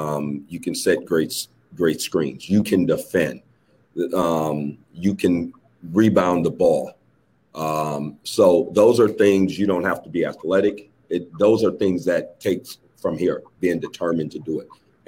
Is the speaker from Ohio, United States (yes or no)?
no; Detroit, Michigan, United States; growing up in Detroit.